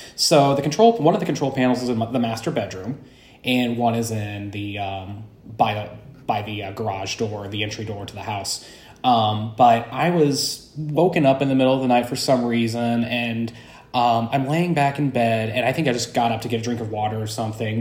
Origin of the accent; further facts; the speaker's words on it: Alton, Illinois, United States; moved away as an adult; now in Saint Louis, United States; I'm originally from Alton, Illinois, and I lived in the Alton, Illinois area for about twenty-five years